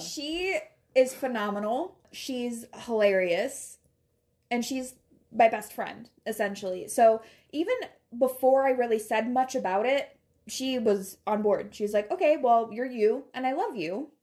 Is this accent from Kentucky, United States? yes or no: no; Taylor, Michigan, United States; moved away; I grew up around Metro Detroit in Michigan